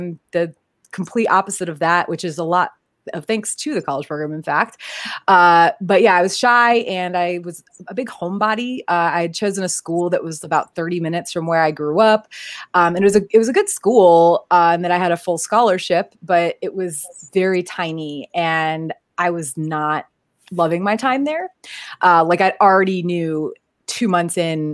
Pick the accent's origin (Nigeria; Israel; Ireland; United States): United States; Connecticut; also born or lived in South Carolina / Florida; now in California, United States; I'm originally from Connecticut